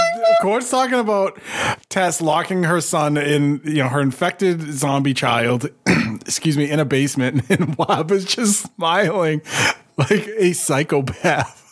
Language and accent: English; Boston, Massachusetts, United States; I'm from Boston